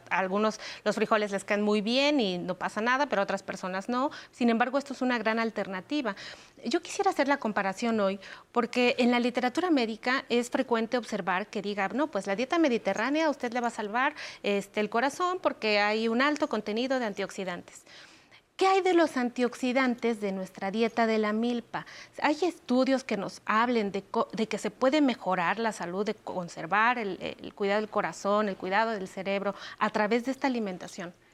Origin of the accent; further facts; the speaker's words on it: Mexico; nos da identidad como pueblo mexicano